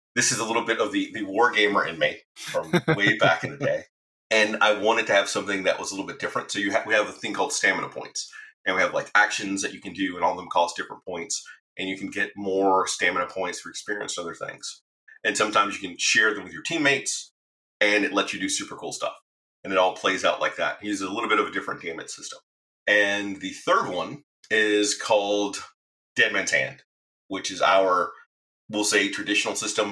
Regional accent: Alabama, United States; growing up in Alabama with my grandmother

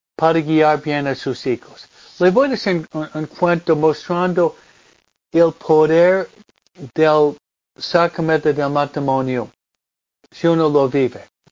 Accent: East Coast, United States; also born or lived in Pennsylvania, near Philadelphia; now in Hawaiian Gardens, United States; la costa este de donde vengo yo

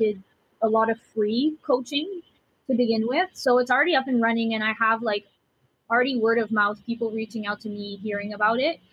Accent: Ottawa, Ontario, Canada; I am from Ottawa, Canada, Ontario.

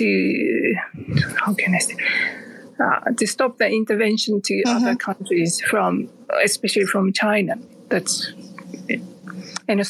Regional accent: Japan; now in Darwin, Australia; I'm from Japan originally, but I live in Darwin in Australia.

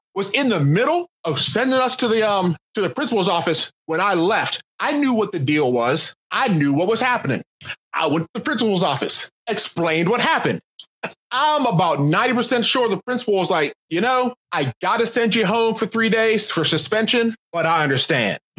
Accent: Pittsburgh, Pennsylvania, United States; also born or lived in Akron, Ohio; I'm from Pittsburgh and I was born in Akron. I have never lived in the South

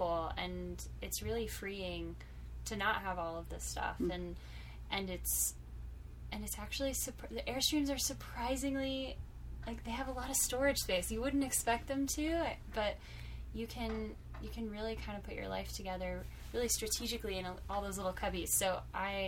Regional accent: Orlando, Florida, United States; moved away as an adult; also born or lived in Texas; I grew up in Orlando, and I lived in Orlando for most of my life, with the exception of a couple of years in high school. My family moved overseas, and I'm a short stint in Texas.

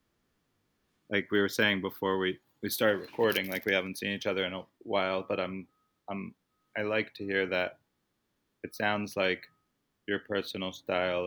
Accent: Baltimore, Maryland, United States; moved away; I grew up in Baltimore

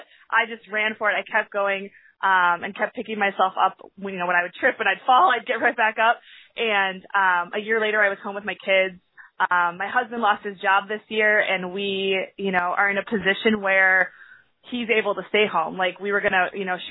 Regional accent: Sheboygan, Wisconsin, United States; I'm from Sheboygan, Wisconsin

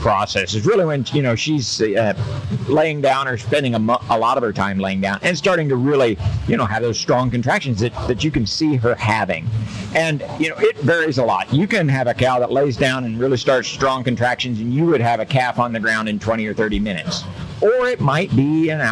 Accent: Kansas, United States; I did grow up coming to the Kansas State Fair, and we showed cattle

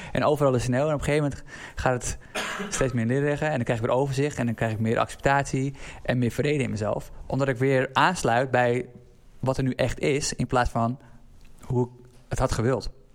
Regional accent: Assendelft, North Holland, Netherlands; uit Assen-Delft, waar ik ben opgegroeid

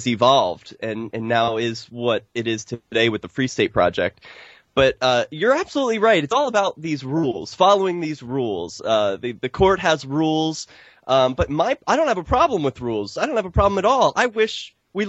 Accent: Philadelphia, Pennsylvania, United States; moved away as an adult; now in New Hampshire, United States; I'm originally from Philadelphia, but now I claim the Shire as my home

